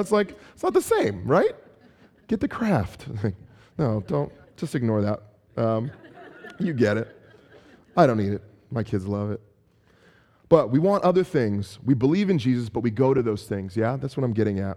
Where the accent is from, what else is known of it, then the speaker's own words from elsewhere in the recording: San Francisco, California, United States; also born or lived in Chicago; I'm from San Francisco